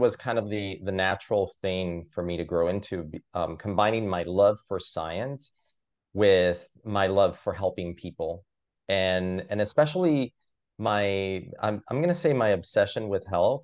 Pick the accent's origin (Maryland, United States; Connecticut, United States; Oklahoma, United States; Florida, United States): Florida, United States; Miami; now in New York City, United States; I grew up in Miami